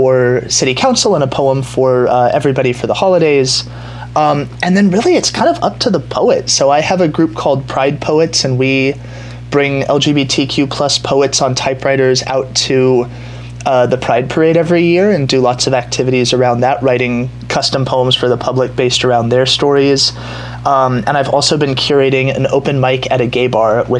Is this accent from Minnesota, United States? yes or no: no; Culver City, California, United States; also born or lived in Los Angeles; now in West Hollywood, United States; I grew up in Culver City, which is now, you know, super trendy Silicon Beach, but at the time was sort of a sleepy retirement community